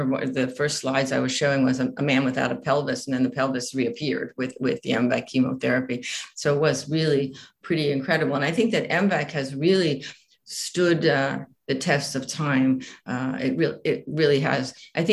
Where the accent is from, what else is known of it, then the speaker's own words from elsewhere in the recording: United States; moved away; also born or lived in Italy; being an American woman